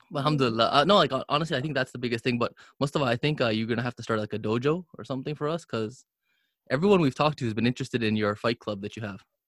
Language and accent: English; Canada; first language English; I was born in Canada.